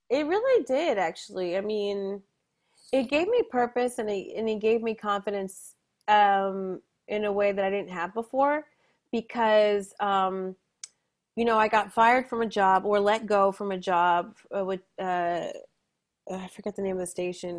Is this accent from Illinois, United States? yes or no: no; New Jersey, United States; also born or lived in New York; I'm from Jersey, it's not too far away